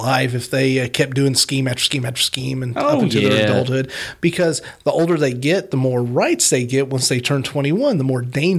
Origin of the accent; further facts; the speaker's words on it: Champaign, Illinois, United States; Growing up close to Chicago, I was born in Champaign